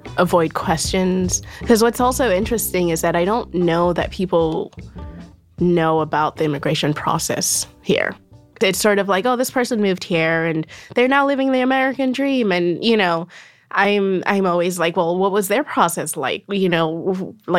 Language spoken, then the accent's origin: English; Nigeria; moved away as an adult; also born or lived in Berlin, Germany / Lagos, Nigeria; now in New York, United States; I was born in Berlin. I lived in Nigeria. You know, we moved back to Nigeria speaking German.